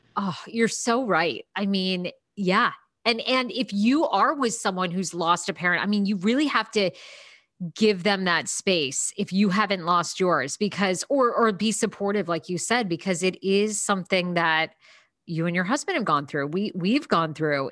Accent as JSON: {"language": "English", "region": "Maine", "country": "United States", "tie": "born or raised there", "said": "I grew up in Maine"}